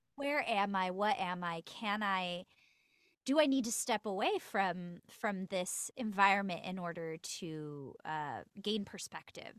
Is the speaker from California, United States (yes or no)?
yes; Los Angeles, California, United States; I'm born and raised in L